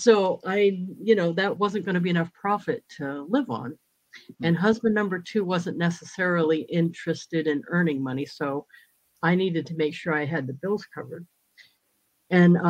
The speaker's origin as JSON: {"language": "English", "region": "New England", "country": "United States", "also_born_or_lived": "Mississippi / South Carolina", "moved": "as an adult", "lives_now": "New Hampshire, United States", "said": "I'm originally from New England"}